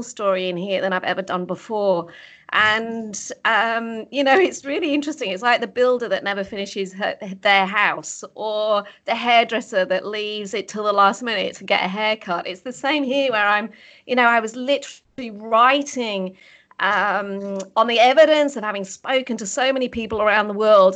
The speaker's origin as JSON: {"language": "English", "region": "the north of England", "country": "United Kingdom", "tie": "born or raised there", "moved": "as an adult", "lives_now": "Australia", "said": "I was born and bred in the UK. I'm actually from the north of England. Grew up on a farm"}